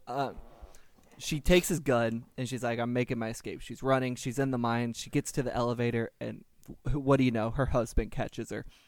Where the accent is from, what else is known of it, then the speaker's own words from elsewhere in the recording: Kentucky, United States; I am not from France, but I am from Kentucky, and I'm not from the rural South, but the South nonetheless.